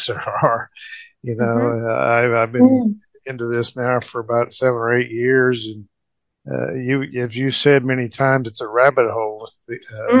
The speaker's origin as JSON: {"language": "English", "town": "Muskogee", "region": "Oklahoma", "country": "United States", "tie": "born or raised there"}